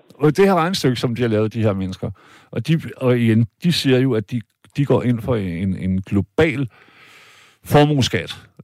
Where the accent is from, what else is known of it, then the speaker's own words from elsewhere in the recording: Denmark; Jeg er selv jyde